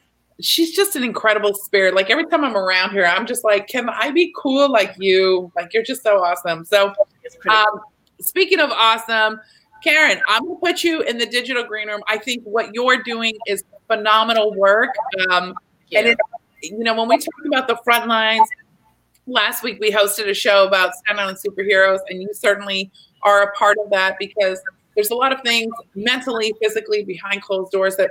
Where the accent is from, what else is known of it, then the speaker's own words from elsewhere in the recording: Texas, United States; I'm a hugger. I'm from Texas.